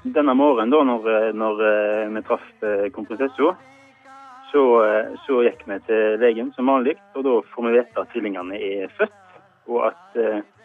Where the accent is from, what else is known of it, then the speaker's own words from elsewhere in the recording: Norway; vi er fra Norge